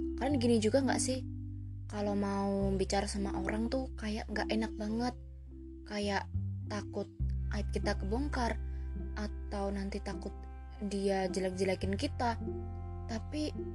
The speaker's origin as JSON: {"language": "Indonesian", "region": "Java", "country": "Indonesia", "accent": "medok (Javanese)", "said": "Ya emang mendok. Aku orang Jawa kok jadinya mendok"}